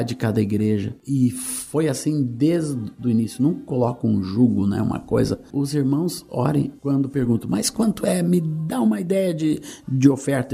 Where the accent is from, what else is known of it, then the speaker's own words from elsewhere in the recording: Rio Grande do Sul, Brazil; also born or lived in Minas Gerais; Eu nasci em Minas, vim para o Rio Grande do Sul muito cedo, com 6 anos de idade, e nunca mais saí